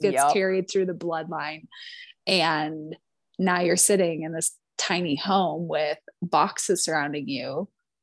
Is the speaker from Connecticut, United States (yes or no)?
no; Minnesota, United States; born or raised there; moved away